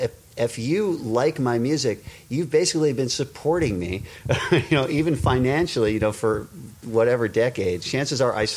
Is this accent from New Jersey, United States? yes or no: no; Westchester, New York, United States; I was from Westchester.